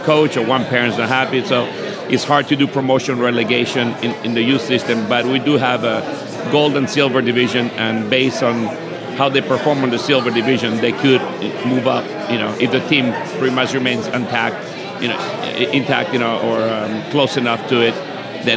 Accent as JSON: {"language": "English", "country": "Uruguay", "moved": "yes", "lives_now": "Hawaii, United States", "said": "I'm originally from Uruguay"}